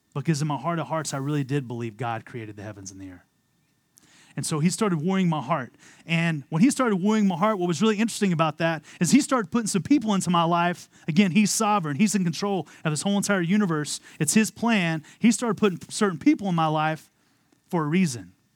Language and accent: English; Amarillo, Texas, United States; moved away as an adult; also born or lived in Philadelphia, Pennsylvania; I was born and raised in Amarillo, Texas